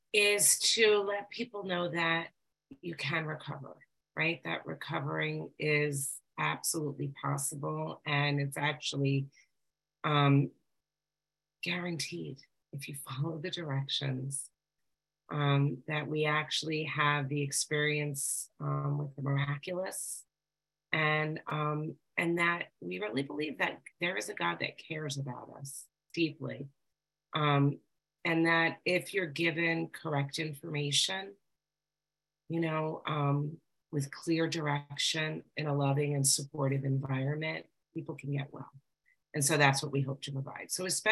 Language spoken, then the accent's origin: English; New York, United States; I'm a recovered compulsive overeater. I'm from New York.